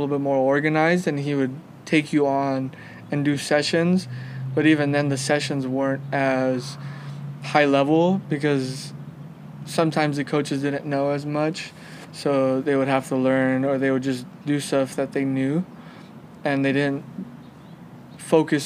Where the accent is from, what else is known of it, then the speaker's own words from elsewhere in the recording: Los Angeles, California, United States; also born or lived in Ontario, California; We moved from Los Angeles over to Ontario